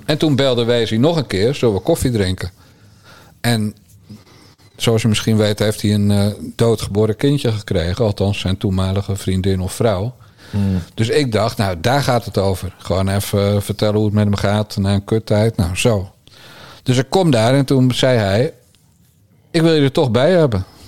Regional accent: Bergambacht, South Holland, Netherlands; ik ben een timmermanszoon uit Bergambacht

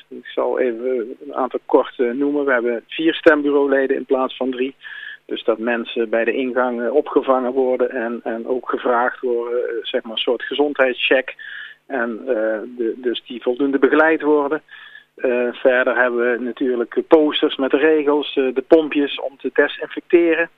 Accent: Eindhoven, North Brabant, Netherlands; geboren en getogen in Eindhoven

